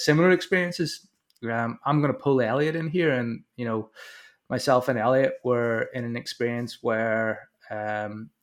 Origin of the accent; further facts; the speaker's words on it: Northern Ireland, United Kingdom; growing up in Northern Ireland